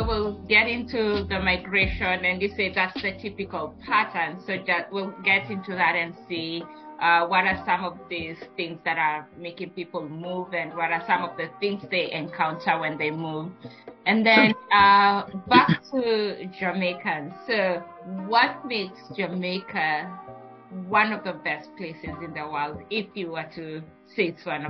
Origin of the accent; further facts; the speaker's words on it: Kenya; I recently discovered that as a Kenyan with a Kenyan passport, that I don't need a visa.